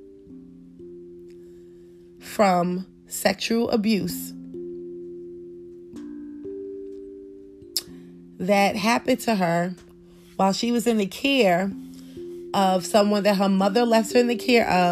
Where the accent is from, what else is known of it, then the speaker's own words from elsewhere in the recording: New York, United States; I was growing up in New York